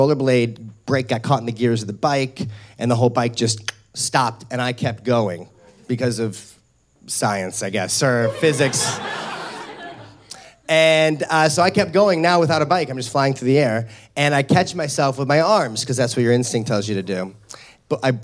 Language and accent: English; St. Louis, Missouri, United States; When I was 12 years old, I grew up in St. Louis, Missouri.